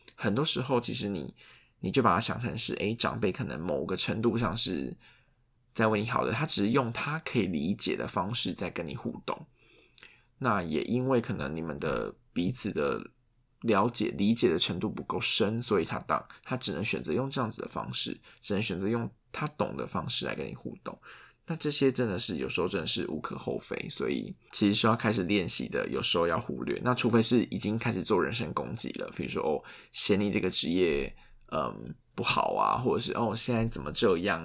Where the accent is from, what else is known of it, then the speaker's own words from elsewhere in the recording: southern Taiwan, Taiwan; now in Taipei, Taiwan; 因为像我们就是住台北嘛，那像我老家就是在南部